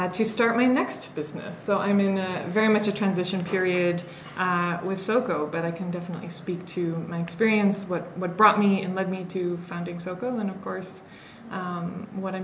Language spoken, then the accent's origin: English; Wisconsin, United States; born or raised there; moved away as an adult; also born or lived in San Francisco / Massachusetts; now in Kenya